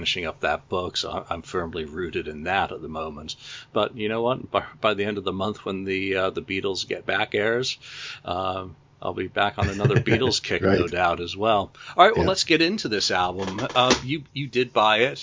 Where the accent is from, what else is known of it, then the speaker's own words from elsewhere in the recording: England, United Kingdom; growing up in England and visiting my grandparents' house